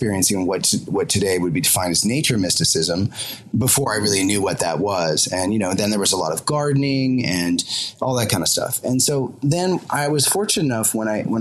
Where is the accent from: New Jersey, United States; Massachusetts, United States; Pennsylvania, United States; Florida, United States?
Massachusetts, United States; Concord; now in London, United Kingdom; I'm originally an American. I originally grew up in Concord, Massachusetts, not far from Walden Pond